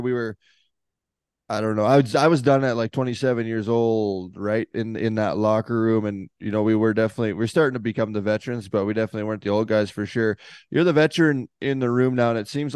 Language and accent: English; Northern Canada, Canada; I'm from Northern Canada